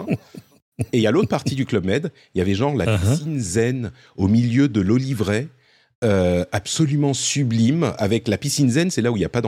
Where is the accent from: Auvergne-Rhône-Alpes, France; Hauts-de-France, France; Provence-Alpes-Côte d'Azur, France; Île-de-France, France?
Provence-Alpes-Côte d'Azur, France; Cannes; je suis originaire de Cannes, je suis totalement d'accord